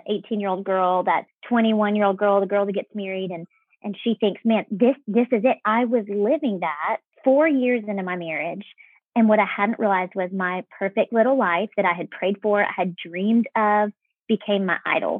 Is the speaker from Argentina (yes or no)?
no; Texas, United States; moved away as an adult; I grew up in Texas